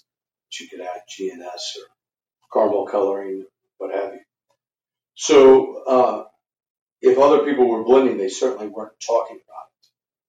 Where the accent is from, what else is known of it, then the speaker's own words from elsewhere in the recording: Kentucky, United States; And it was really growing up in Kentucky, bourbon's everywhere. I think I thought everybody drank it.